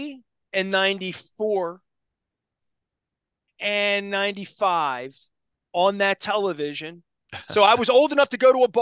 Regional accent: Dundalk, Maryland, United States; I'm a kid from Dundalk that grew up in a little row house

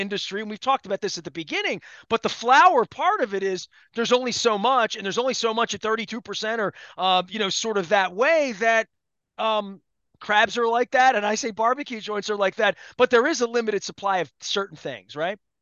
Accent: Dundalk, Maryland, United States; I'm from Don Doc

